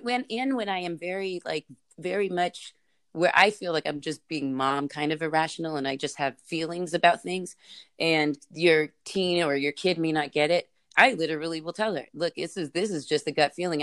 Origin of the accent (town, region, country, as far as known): California, United States; born or raised there